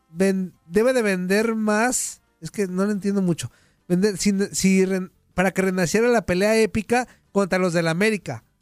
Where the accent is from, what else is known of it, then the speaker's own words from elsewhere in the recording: Guadalajara, Jalisco, Mexico; Los tapatíos ah. somos bragados